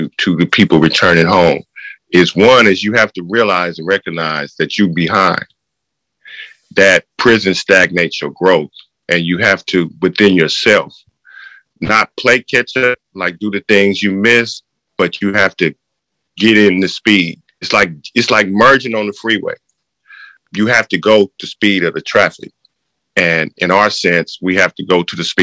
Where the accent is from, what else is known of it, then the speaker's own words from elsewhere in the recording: Oakland, California, United States; I was born and raised in Northern California, Oakland, to be exact.